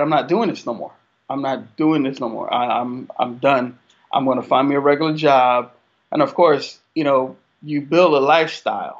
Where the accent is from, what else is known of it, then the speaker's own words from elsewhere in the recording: South Florida, United States; I grew up in South Florida